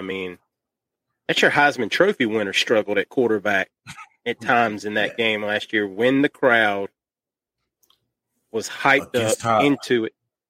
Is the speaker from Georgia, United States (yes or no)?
yes; South Georgia, United States; I grew up I live in South Georgia.